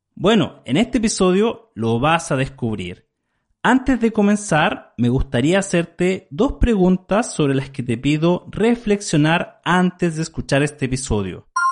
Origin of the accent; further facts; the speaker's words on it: Chile; En mi país, Chile, no hay nada similar en estas fechas